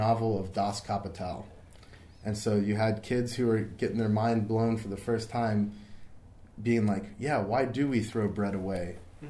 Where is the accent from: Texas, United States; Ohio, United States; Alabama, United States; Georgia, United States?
Ohio, United States; Cincinnati; moved away; I grew up in Cincinnati.